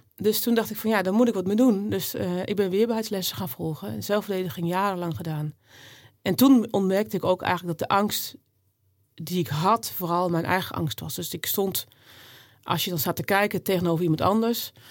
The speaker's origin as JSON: {"language": "Dutch", "country": "Netherlands", "tie": "born or raised there", "said": "ik ben hier ook geboren in Nederland. Ik ben echt Nederlands klein getrokken"}